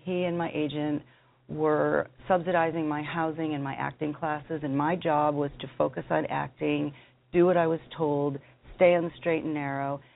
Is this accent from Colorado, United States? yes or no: yes; Denver, Colorado, United States; I'm from Denver, Colorado